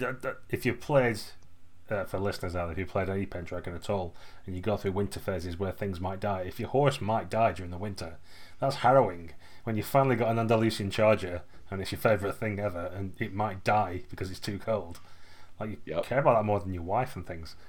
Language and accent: English; United Kingdom; we're British